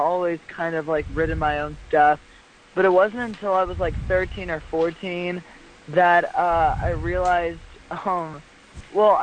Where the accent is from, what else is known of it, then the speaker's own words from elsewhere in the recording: Lafayette, Louisiana, United States; I come from Lafayette, Louisiana